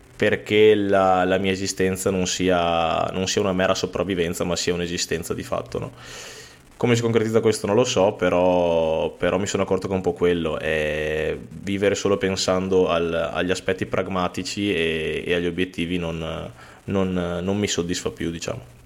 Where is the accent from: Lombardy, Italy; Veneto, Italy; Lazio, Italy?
Veneto, Italy; Tra l'altro siamo veneti